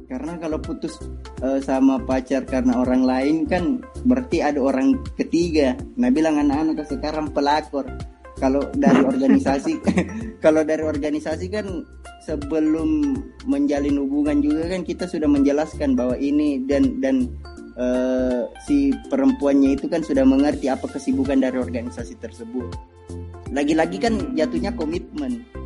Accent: South Sulawesi, Indonesia; mungkin kita lahir dari lahir dan besar di Sulsel

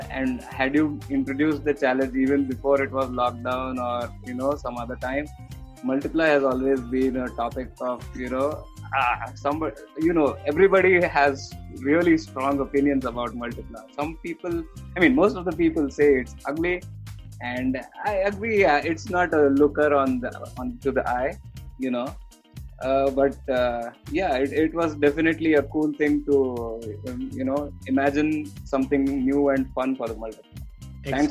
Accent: Mumbai, Maharashtra, India; also born or lived in Turin, Italy / Chennai, India; I'm from Mumbai in India

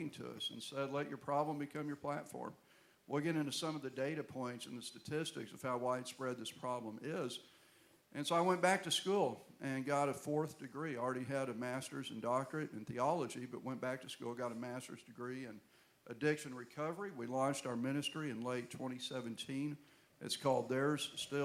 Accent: Houston, Texas, United States; Beth and I are both from Houston, Texas

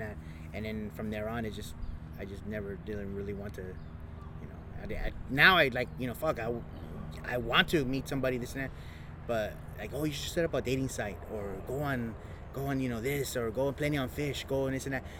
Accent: Los Angeles, California, United States; I'm from East Los Angeles

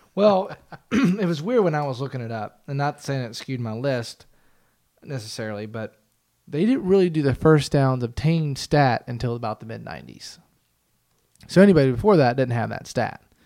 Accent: United States; also born or lived in Pittsburgh, Pennsylvania / Cincinnati, Ohio; I grew up around Pittsburgh and Cincinnati

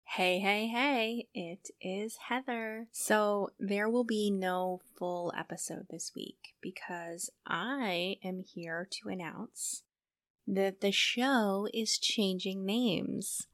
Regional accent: New Hampshire, United States; moved away as an adult; also born or lived in San Diego / Iowa / Minnesota; I ended up moving back to my home state of New Hampshire

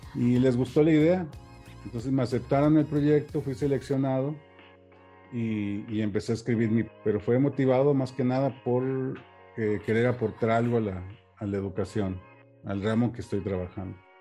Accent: Saltillo, Coahuila, Mexico; also born or lived in Acuña, Coahuila / Frontera, Coahuila; nací aquí en Saltillo en 1978

